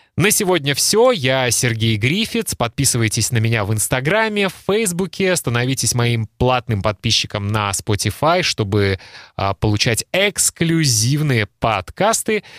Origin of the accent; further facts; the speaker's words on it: Kaliningrad, Kaliningrad Oblast, Russia; Я родился в Калининграде и жил в Калининграде